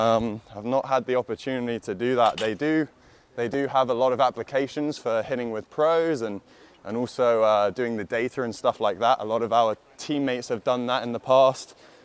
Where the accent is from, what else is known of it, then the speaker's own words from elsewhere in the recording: London, United Kingdom; moved away; I'm from London.